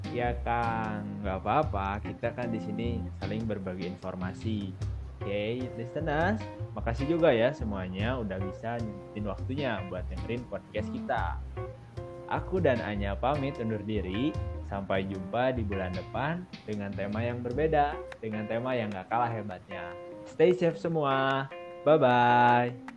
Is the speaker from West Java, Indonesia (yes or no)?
yes; Bandung, West Java, Indonesia; Aku di Bandung. Aku orang Bandung asli teh.